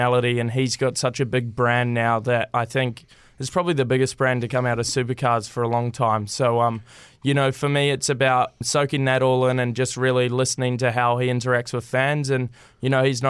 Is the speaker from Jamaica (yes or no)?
no; Upper Hutt, Wellington, New Zealand; I'm from Upper Hutt